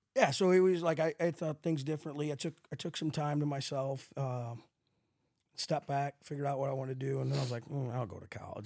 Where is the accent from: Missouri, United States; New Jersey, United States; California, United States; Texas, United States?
Missouri, United States; St. Louis; we weren't growing up in West County with money.